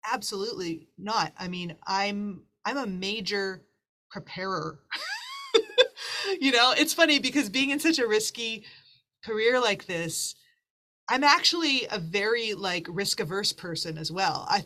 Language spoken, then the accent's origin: English; Winnipeg, Manitoba, Canada; moved away as an adult; now in Toronto, Canada; even when I moved from Winnipeg Toronto to Toronto, it was the same thing.